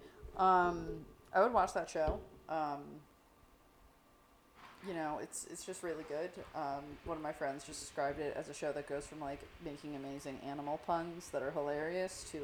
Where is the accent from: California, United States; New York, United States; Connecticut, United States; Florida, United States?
New York, United States; as a New Yorker